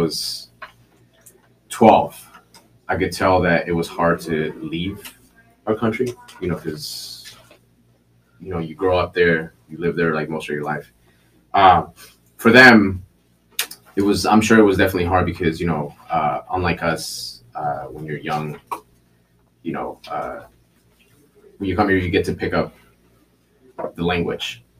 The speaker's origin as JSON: {"language": "English", "town": "Chicago", "region": "Illinois", "country": "United States", "tie": "born or raised there", "also_born_or_lived": "Mexico / Minneapolis / Philadelphia", "said": "I grew up actually in Pilsen here too"}